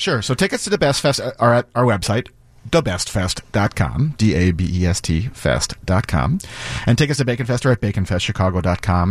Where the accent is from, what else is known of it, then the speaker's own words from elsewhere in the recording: Washington, District of Columbia, United States; moved away as an adult; now in Chicago, United States; I grew up in Washington, D C